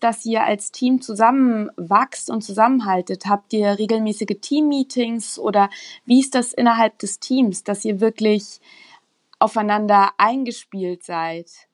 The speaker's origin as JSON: {"language": "German", "area": "Rhine-Main region", "region": "Hesse", "country": "Germany", "moved": "yes", "lives_now": "Munich, Germany", "said": "ich komme aus der Region Rhein-Main"}